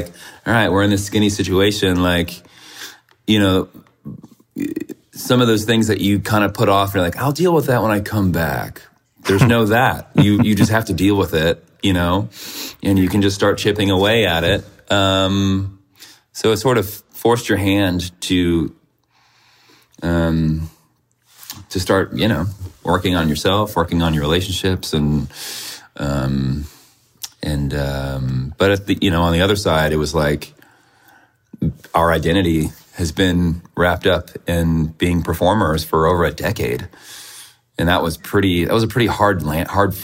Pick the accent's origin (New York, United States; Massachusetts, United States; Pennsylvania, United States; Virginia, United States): Virginia, United States; moved away as an adult; also born or lived in Richmond, Virginia / Chicago; now in San Francisco, United States; I'm from Virginia